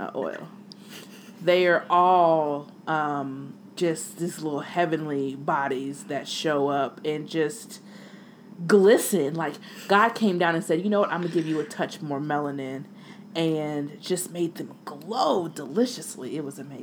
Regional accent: United States; me being the American that I am

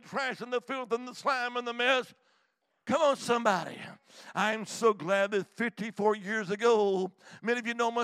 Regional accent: Alabama, United States; also born or lived in Montgomery, Alabama; now in Salem, United States; I'm originally from the Holy Land, Alabama.

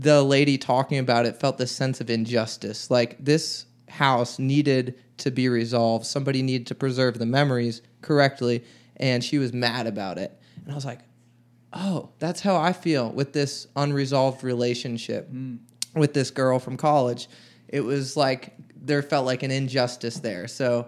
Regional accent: Beaver Falls, Pennsylvania, United States; now in Nashville, United States; I'm from the Pittsburgh area, little town called Beaver Falls

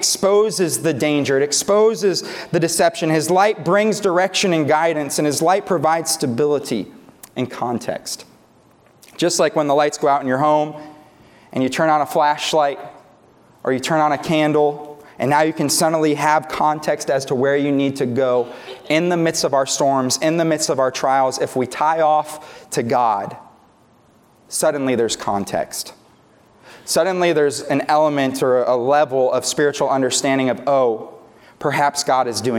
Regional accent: New York, United States; moved away as an adult; now in Tulsa, United States; we're from New York originally. We didn't have tornadoes up there. We just had lake effect snowstorms

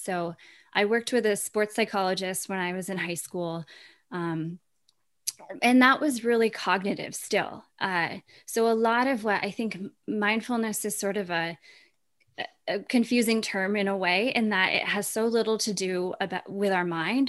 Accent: Vermont, United States; I feel so lucky to have grown up in Vermont

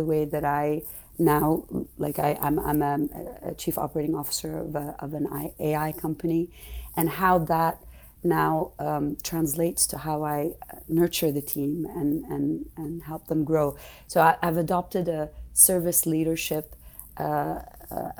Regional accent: Saudi Arabia; growing up in Saudi, I wanted to become a doctor

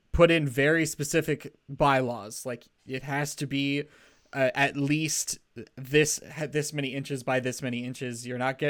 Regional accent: United States; we're American

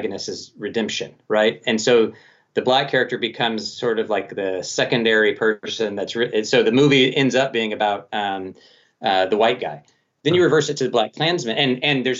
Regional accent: Colorado Springs, Colorado, United States; Colorado Springs, my hometown

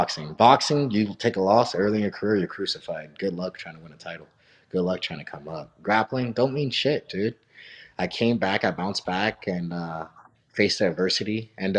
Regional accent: Missouri, United States; I'm from Missouri

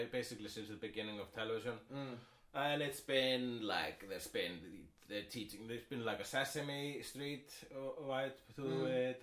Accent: Iceland; I am Icelandic.

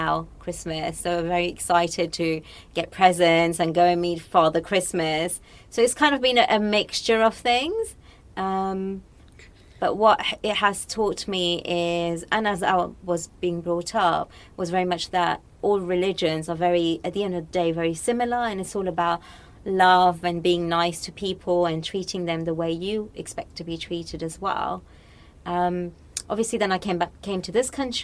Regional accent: Morocco; I was born and brought up in Morocco

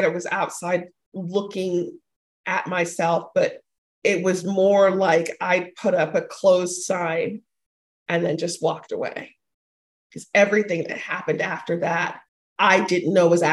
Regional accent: Panama; I'm a Latina. I'm from Panama. And being raised within that culture

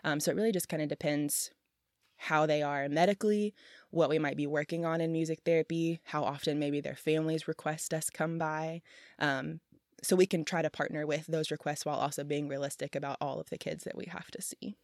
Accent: Memphis, Tennessee, United States; I'm from Memphis and so my siblings and I have all had our fair share of hospital visits or stays at La Bonner

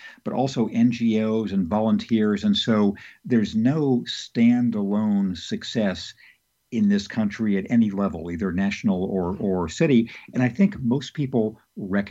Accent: Redlands, California, United States; in Redlands, California, my hometown

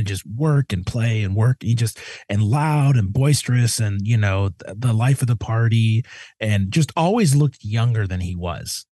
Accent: Midwest, United States; I'm a kid from the Midwest.

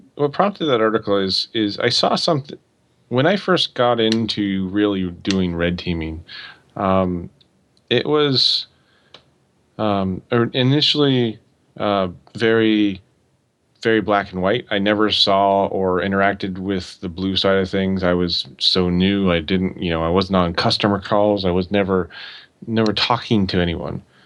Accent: Oregon, United States; I grew up in Oregon

